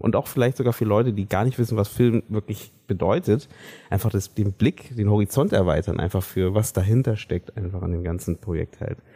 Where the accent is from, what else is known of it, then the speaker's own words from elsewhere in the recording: Germany; wir ähm, als deutsche Filmschaffende